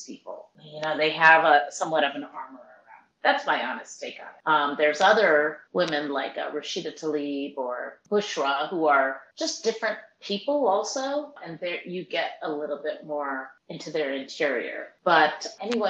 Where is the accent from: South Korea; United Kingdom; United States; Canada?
United States; California; I'm from California